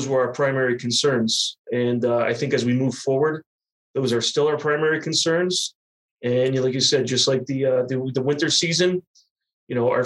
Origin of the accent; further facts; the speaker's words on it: Sullivan County, New York, United States; I was born and raised in Sullivan County, New York.